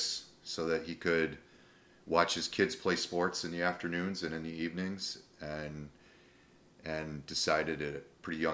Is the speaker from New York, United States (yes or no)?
yes; Cooperstown, New York, United States; moved away as an adult; also born or lived in Boston / Hawaii; now in Florida, United States; Grew up in upstate New York